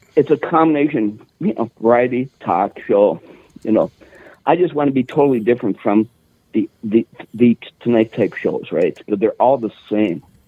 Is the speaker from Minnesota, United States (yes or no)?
yes; Virginia, Minnesota, United States; I grew up in Virginia, Minnesota